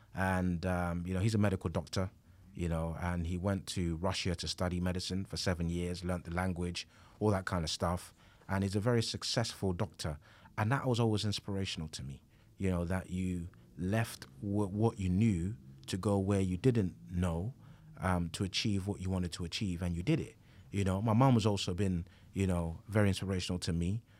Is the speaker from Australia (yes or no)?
no; London, United Kingdom; I grew up in East London